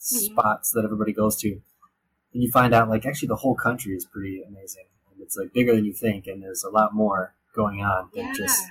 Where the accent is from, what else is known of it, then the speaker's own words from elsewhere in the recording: North Dakota, United States; me as the North Dakotan, like mountain North Dakota descended Western Icelander